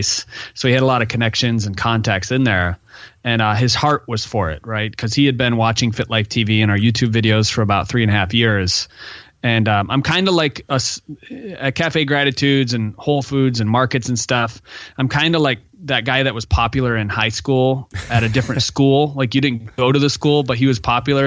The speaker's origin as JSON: {"language": "English", "region": "Michigan", "country": "United States", "said": "I'm from Michigan"}